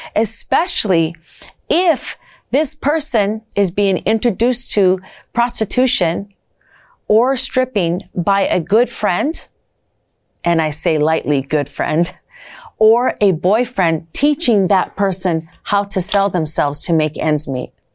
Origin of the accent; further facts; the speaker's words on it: Minnesota, United States; I'm from Minnesota and I originally was trafficked out of Minnesota